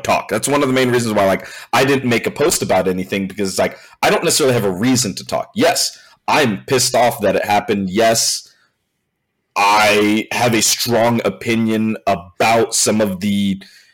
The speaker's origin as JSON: {"language": "English", "region": "California", "country": "United States", "said": "I'm from California"}